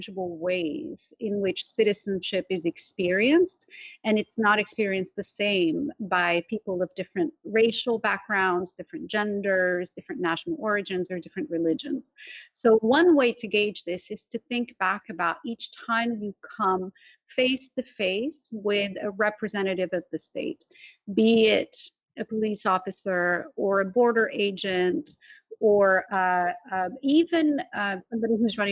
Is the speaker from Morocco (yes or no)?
yes; Morocco; moved away as an adult; now in California, United States; I was born in Morocco, which is a constitutional monarchy